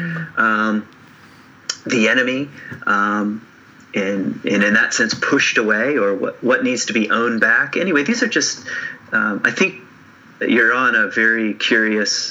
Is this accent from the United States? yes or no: yes; Lynchburg, Virginia, United States; I grew up in the South, in Virginia. I grew up 45 minutes from Charlottesville in a town called Lynchburg